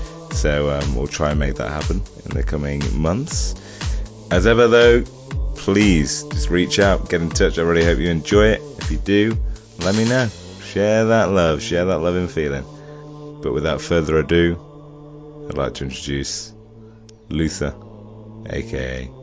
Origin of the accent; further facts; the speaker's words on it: Nottingham, East Midlands, United Kingdom; I'm from Nottingham